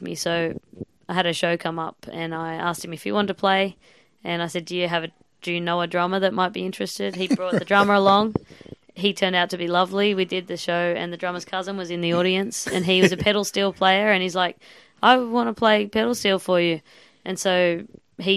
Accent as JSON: {"language": "English", "town": "Sydney", "region": "New South Wales", "country": "Australia", "moved": "as an adult", "lives_now": "Melbourne, Australia", "said": "I was from Sydney. I moved to Melbourne a couple of years ago."}